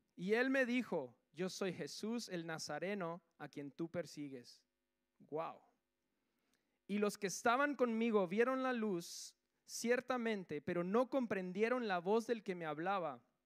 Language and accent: Spanish; Guatemala; now in Spain; Yo soy de Guatemala